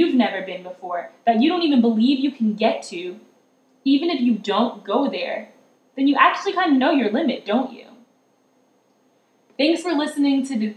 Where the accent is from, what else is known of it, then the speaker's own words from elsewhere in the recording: South Carolina, United States; now in Colorado, United States; I'm from South Carolina